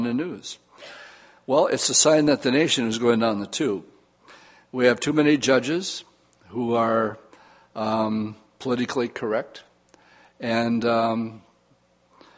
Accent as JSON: {"language": "English", "town": "Oshkosh", "region": "Wisconsin", "country": "United States", "tie": "born or raised there", "said": "growing up in Oshkosh"}